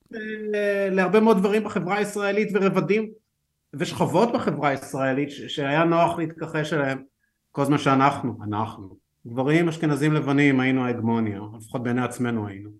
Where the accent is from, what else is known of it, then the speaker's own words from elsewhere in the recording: Haifa, Haifa District, Israel; אני גדלתי בחיפה